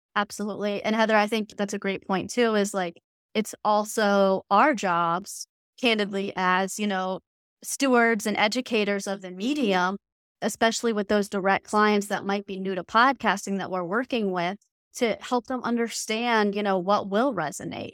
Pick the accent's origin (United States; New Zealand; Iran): United States; the South; I grew up in the South.